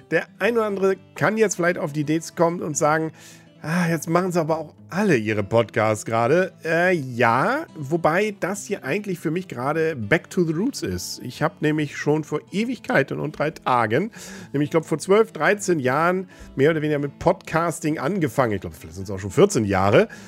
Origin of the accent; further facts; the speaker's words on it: Kiel, Schleswig-Holstein, Germany; Aber man sucht sich seine Superlative natürlich gerne, gerade als Kieler.